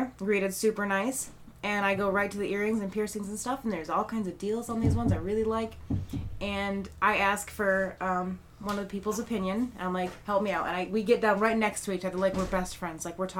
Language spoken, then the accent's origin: English; Michigan, United States; moved away as an adult; now in Augusta, United States; I'm from Michigan.